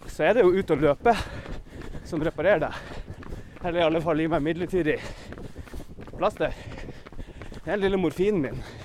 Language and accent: Norwegian; Northern Norway, Norway; jeg er jo nordlending